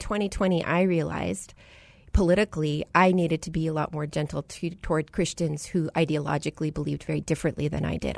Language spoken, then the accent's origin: English; United States; the first generation American. I was born to a Punjabi Sikh father who immigrated from India, New Delhi